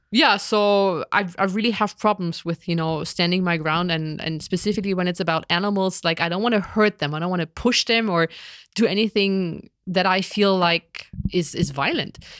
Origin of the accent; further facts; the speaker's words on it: East Germany, Germany; I grew up in East Germany when we had a socialism